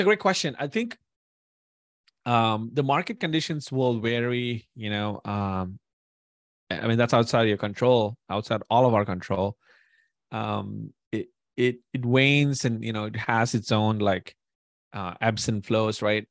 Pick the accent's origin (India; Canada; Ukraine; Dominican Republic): India; moved away as an adult; now in United States; born and raised in India for twenty years and then moved to the U S.